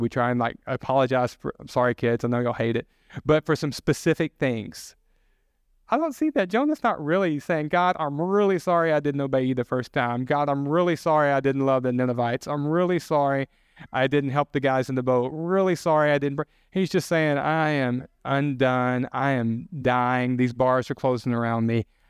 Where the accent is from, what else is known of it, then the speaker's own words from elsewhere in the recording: the South, United States; I'm from the South. We have a lot of comfort food